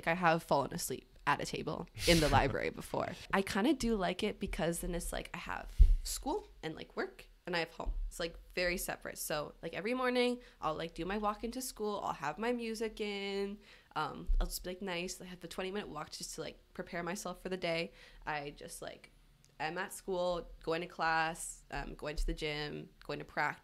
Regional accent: Victoria, British Columbia, Canada; moved away as an adult; now in Toronto, Canada; I'm from Victoria, BC

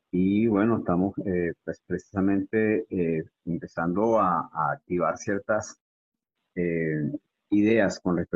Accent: Venezuela; now in Guatemala; Sí, correctamente, Charo, soy venezolano. Llegué a Guatemala hace dos años y medio.

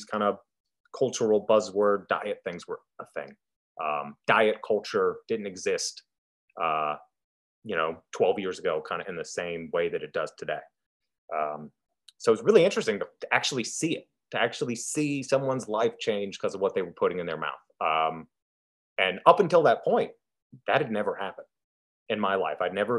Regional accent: United States; also born or lived in Idaho; Here in the States

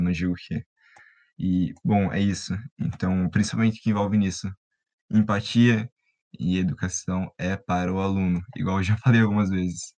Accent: Paraná, Brazil; referenciando da minha terra, é, o Paraná

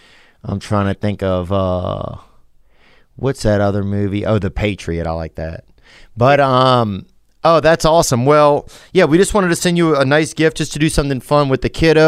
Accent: Louisiana, United States; also born or lived in Nashville; now in Los Angeles, United States; I'm from Louisiana, but I live right now in Los Angeles and Nashville.

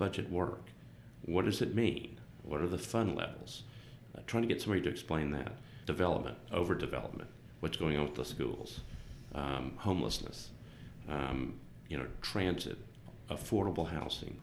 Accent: Johnson City, Tennessee, United States; moved away as an adult; now in Nashville, United States; I was born in Johnson City.

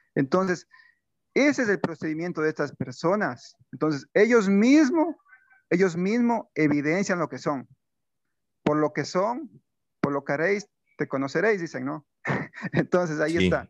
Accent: Ecuador; tuvimos como ecuatorianos

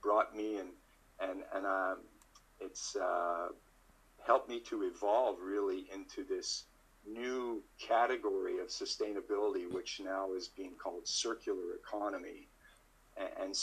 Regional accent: Montreal, Quebec, Canada; now in Toronto, Canada; I grew up in Montreal in the French part of Canada, and now I live in Toronto

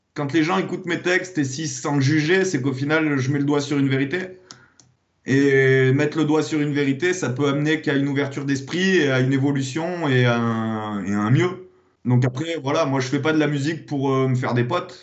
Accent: Clermont-Ferrand, Auvergne-Rhône-Alpes, France; moved away; je suis monté à Clermont-Ferrand, euh, c'est ma région natale

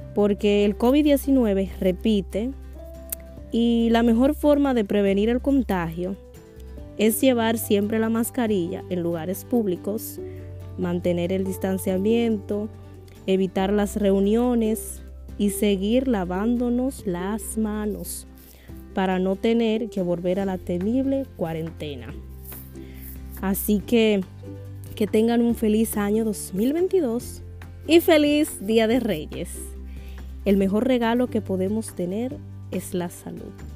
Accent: Dominican Republic; Como buena dominicana

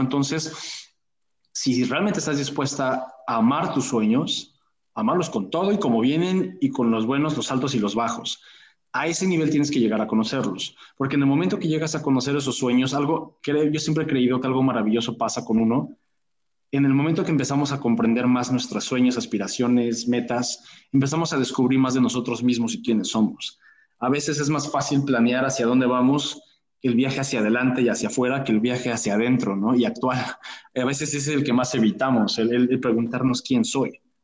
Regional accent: Mexico; como decimos en México

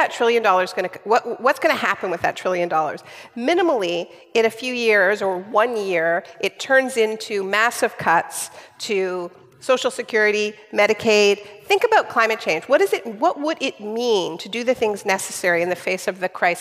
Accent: Canada; I'm Canadian

